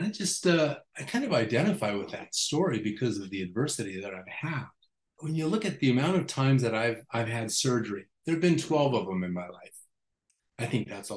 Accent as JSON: {"language": "English", "town": "Las Vegas", "region": "Nevada", "country": "United States", "tie": "born or raised there", "said": "Growing up in Las Vegas"}